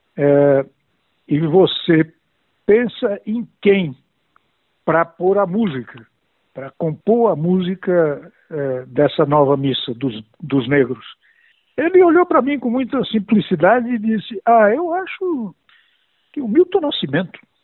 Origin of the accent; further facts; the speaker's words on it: Piauí, Brazil; moved away; um sertanejo, filho de retirantes nordestinos, eu vim do Piauí